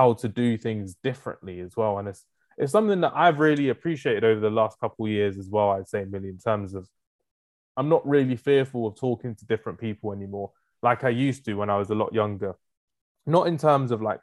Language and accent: English; London, United Kingdom; me growing up in London